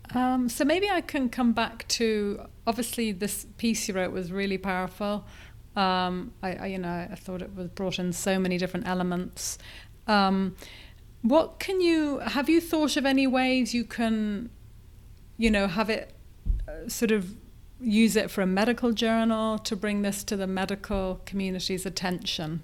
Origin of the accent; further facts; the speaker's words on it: Ireland; I'm Irish